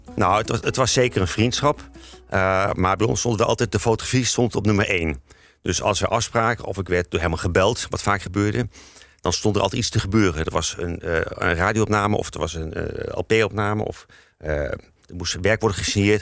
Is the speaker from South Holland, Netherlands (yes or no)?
no; Zwolle, Overijssel, Netherlands; ik kom zelf ook uit Zwolle, net zoals Herman